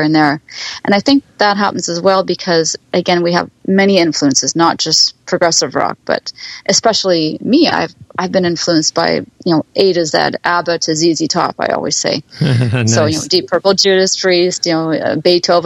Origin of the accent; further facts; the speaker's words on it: Winnipeg, Manitoba, Canada; now in Ontario, Canada; I was born and raised in Winnipeg